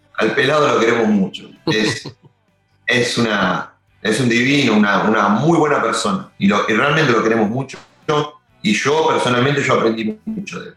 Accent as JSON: {"language": "Spanish", "town": "Longchamps", "region": "Buenos Aires Province", "country": "Argentina", "said": "yo soy de Longchamp"}